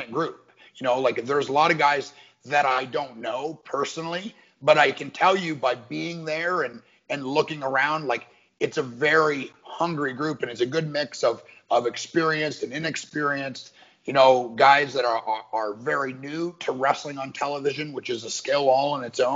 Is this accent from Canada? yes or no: yes; Canada; growing up in Canada